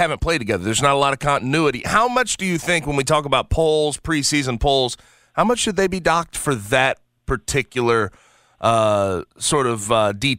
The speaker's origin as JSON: {"language": "English", "town": "St. Louis", "region": "Missouri", "country": "United States", "tie": "born or raised there", "said": "in St. Louis, in my hometown."}